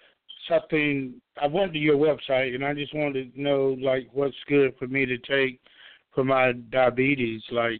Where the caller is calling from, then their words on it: Georgia, United States; I'm calling from Georgia.